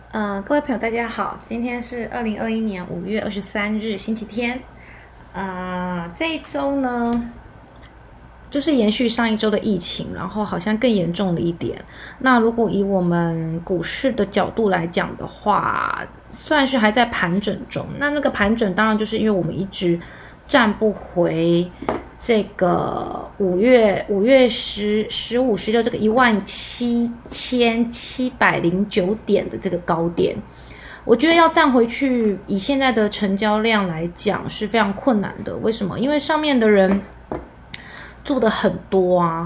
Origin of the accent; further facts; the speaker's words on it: Taiwan; 我们台湾人